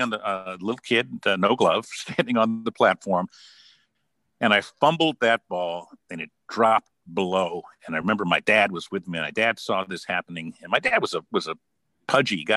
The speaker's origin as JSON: {"language": "English", "town": "Los Angeles", "region": "California", "country": "United States", "tie": "born or raised there", "also_born_or_lived": "San Francisco / New York", "moved": "as an adult", "said": "I ended up growing up in Los Angeles"}